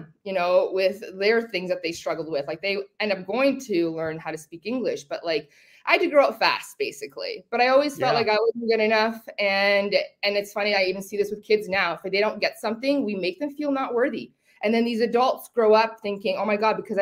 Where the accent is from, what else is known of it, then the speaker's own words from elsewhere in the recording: London, Ontario, Canada; English is a second language; also born or lived in Zgorzelec, Poland / Toronto; So we came to London, Ontario. And I've lived in Toronto and London most of my life. I was raised in London.